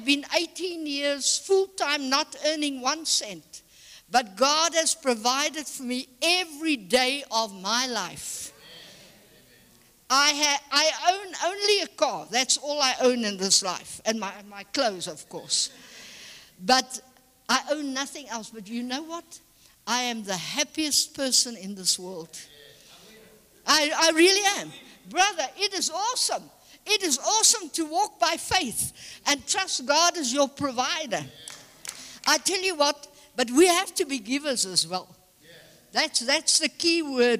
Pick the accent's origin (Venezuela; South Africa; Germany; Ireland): South Africa; I'm a born and bred South African